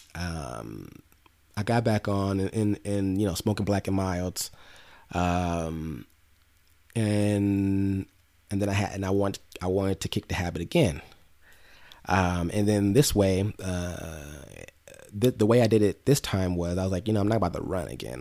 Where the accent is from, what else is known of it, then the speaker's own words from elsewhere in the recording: Inglewood, California, United States; also born or lived in Los Angeles / Long Beach; I grew up in Inglewood